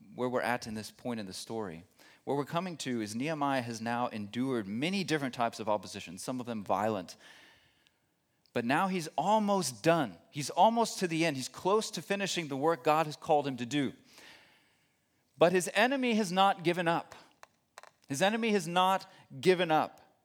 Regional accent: Texas, United States; moved away as an adult; now in Germany; I'm not originally from Germany, from Texas originally

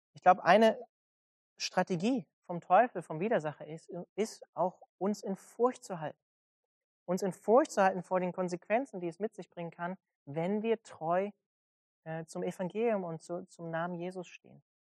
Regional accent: Germany; als Deutsche

